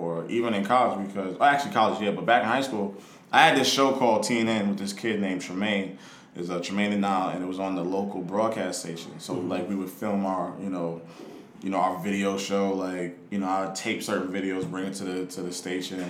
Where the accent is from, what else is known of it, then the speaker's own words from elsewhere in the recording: Plainfield, New Jersey, United States; also born or lived in South Brunswick, New Jersey / Baltimore, Maryland / Washington, D.C.; Born and raised in Plainfield, New Jersey. Moved to South Brunswick, went to South Brunswick High School